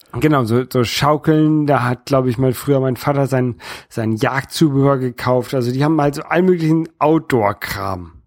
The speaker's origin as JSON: {"language": "German", "region": "Northern Germany", "country": "Germany", "also_born_or_lived": "Hamburg", "accent": "northern German", "moved": "yes", "lives_now": "France", "said": "Ich bin Europäer aus Norddeutschland und ich wohne in Frankreich und ähm, dieses, dieses Norddeutsche, das, das prägt mich natürlich so ein bisschen. Einmal einfach durch, durch meinen äh, durch meinen deutschen Akzent so ein bisschen, dass ich so, so, so ein bisschen norddeutschen Akzent habe"}